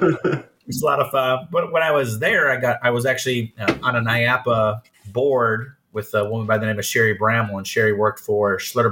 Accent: Cleveland, Ohio, United States; moved away; I'm born and raised in Cleveland, Ohio

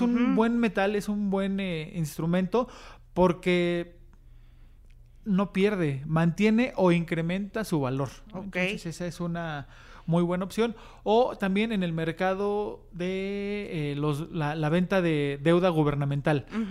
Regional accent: Mexico; los nuevos mexicanos que cada vez vamos siendo

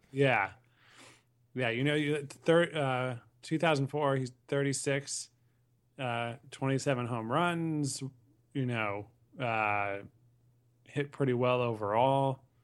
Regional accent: Connecticut, United States; I saw a lot of games growing up in Connecticut

